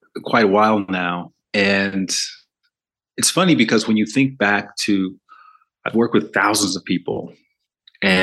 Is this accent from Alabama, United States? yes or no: yes; Alabama, United States; moved away as an adult; also born or lived in New York City / Los Angeles; I grew up in the South, in the southern part of America, in Alabama